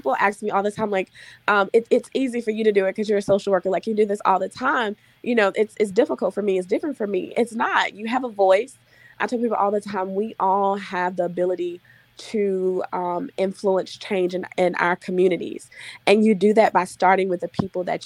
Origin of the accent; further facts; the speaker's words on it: Mississippi, United States; I'm from Mississippi and most of the people that I know and grew up